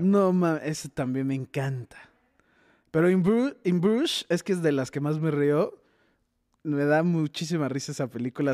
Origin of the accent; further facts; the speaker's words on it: Tijuana, Baja California, Mexico; moved away; yo soy de Tijuana, entonces fui en Navidad a visitar a mis papás